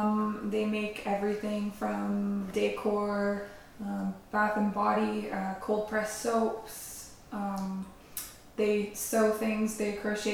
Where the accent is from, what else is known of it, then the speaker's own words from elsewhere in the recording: Haldimand County, Ontario, Canada; also born or lived in Oxford County; I grew up actually in Haldimand County, about an hour away from here.